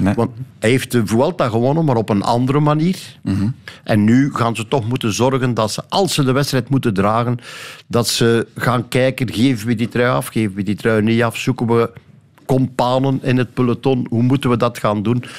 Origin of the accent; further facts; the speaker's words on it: Flanders, Belgium; bij ons in Vlaanderen